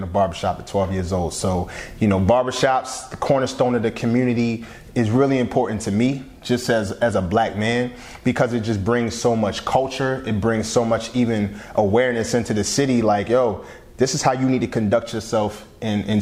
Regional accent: Philadelphia, Pennsylvania, United States; I'm from Southwest Philly. So 47th and Upland

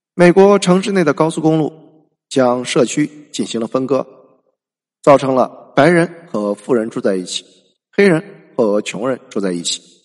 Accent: China; 我们中国人

